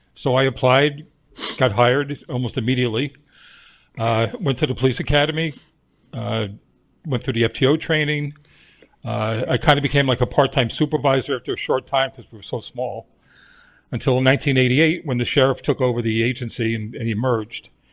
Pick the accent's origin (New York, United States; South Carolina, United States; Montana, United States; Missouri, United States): New York, United States; my crazy life growing up in New York